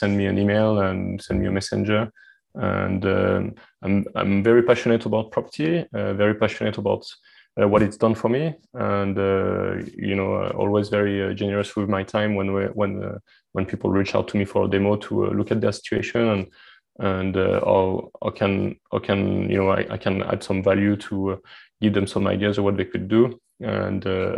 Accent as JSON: {"language": "English", "country": "France", "accent": "French", "second_language": "English", "said": "my French accent"}